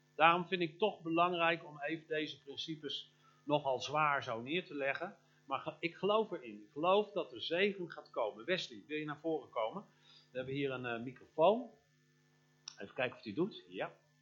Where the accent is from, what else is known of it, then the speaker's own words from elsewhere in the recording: Limburg, Netherlands; in ons Limburg